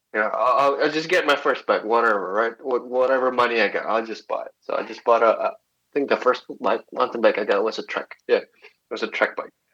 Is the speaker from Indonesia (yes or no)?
yes; Indonesia; I'm born and raised in Indonesia, but uh, family blood comes from China